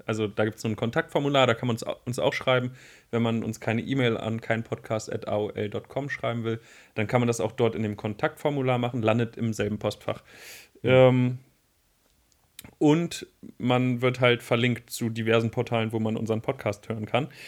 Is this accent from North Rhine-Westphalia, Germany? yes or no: no; Wolfsburg, Lower Saxony, Germany; now in Braunschweig, Germany; ich komme ja aus Wolfsburg